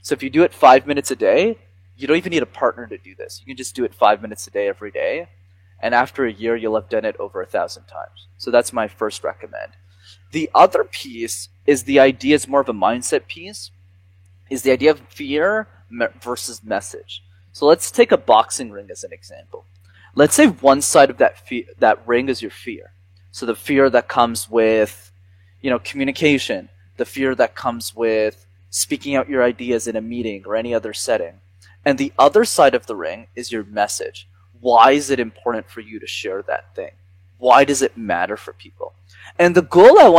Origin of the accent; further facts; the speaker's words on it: Montreal, Quebec, Canada; I grew up in Montreal